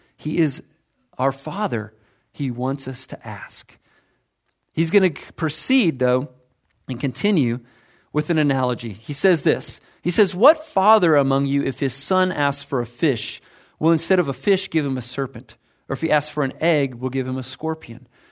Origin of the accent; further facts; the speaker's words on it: United States; I'm American